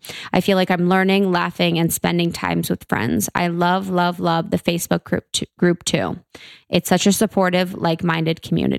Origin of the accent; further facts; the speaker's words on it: Mason, Ohio, United States; I'm from Ohio, Buckeye State, O-H-I-O, beautiful Ohio, right outside Cincinnati. It's called Mason.